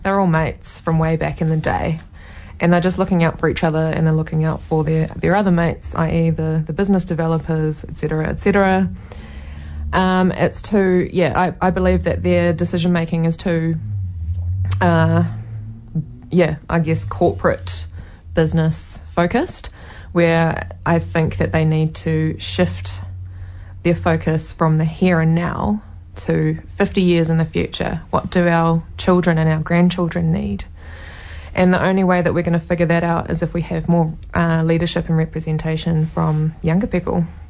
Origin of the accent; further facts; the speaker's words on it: Taranaki, New Zealand; also born or lived in Waikato / Cambridge, New Zealand; now in Hamilton, New Zealand; I grew up in Taranaki in a small coastal town, and we moved up to the Waikato in 1998.